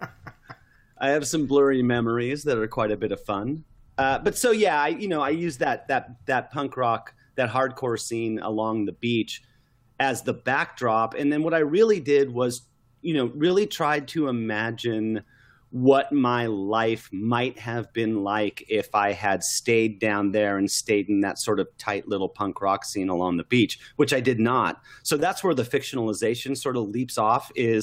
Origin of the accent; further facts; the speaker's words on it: Southern California, United States; along the coast in Southern California where I grew up